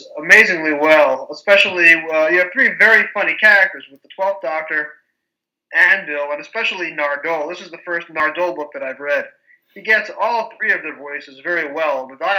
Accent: United States; as an American reader

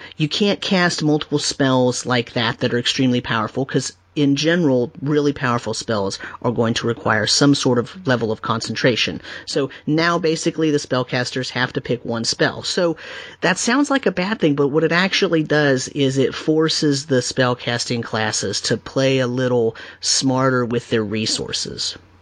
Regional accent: California, United States; I grew up in California

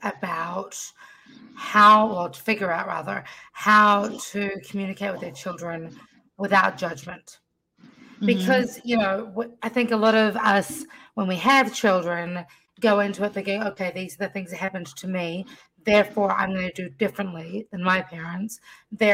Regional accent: New Zealand; now in United States; I was born in New Zealand

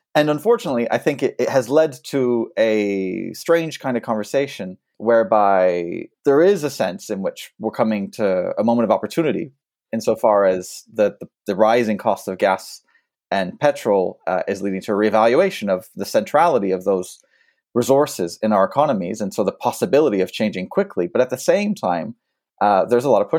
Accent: France; moved away; so I'm a French citizen despite my accent. I'm also American, but I grew up in France

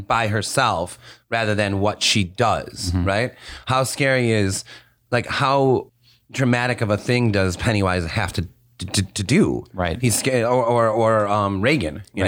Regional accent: West Bloomfield, Michigan, United States; I grew up in West Bloomfield

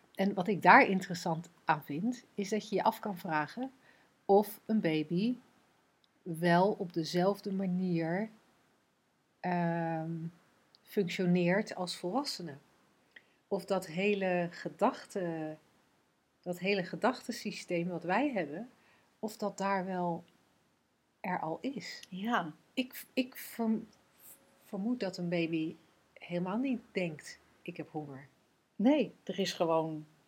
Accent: Netherlands; wij als Nederlanders

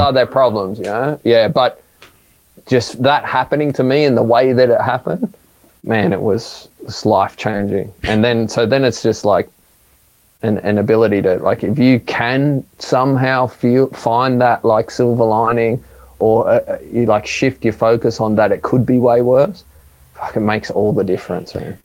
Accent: Sydney, New South Wales, Australia; growing up in Maroubra

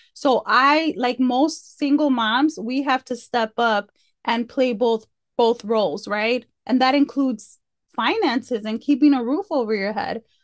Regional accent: Chicago, Illinois, United States; now in Fort Worth, United States; I grew up i, in Chicago, like, on the Southwest side, in, in the hood

